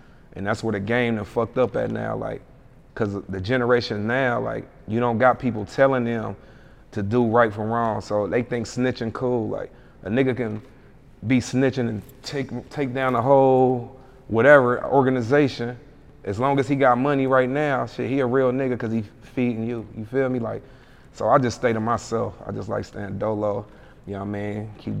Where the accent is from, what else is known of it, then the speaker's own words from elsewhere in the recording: Hamilton, Ohio, United States; Yeah, I'm from Ohio. Yeah. Ohio, money state, money town, Gym City, Nasty Natty, yeah. Hamilton.